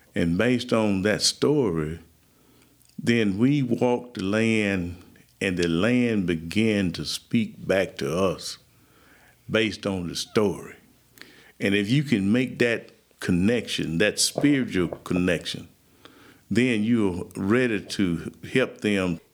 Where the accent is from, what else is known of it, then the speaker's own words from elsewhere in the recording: Marengo County, Alabama, United States; I'm from Marengo County, Alabama, and that's in the midst of the western part of the Alabama Black Belt. Uh, I was born uh, in the Black Belt. Was, matter of fact, I was born across the road from where I live now.